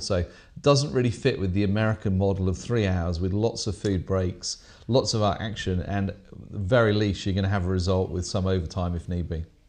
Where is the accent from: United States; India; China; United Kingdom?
United Kingdom; England; accent: English